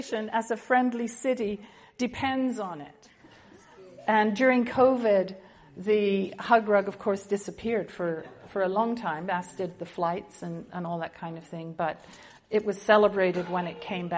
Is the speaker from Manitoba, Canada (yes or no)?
yes; Winnipeg, Manitoba, Canada; I come from Winnipeg, Manitoba